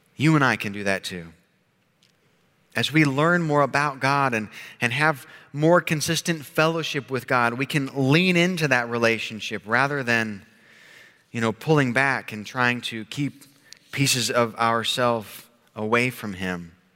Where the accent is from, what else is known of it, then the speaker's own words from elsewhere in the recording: Oklahoma, United States; growing up in Oklahoma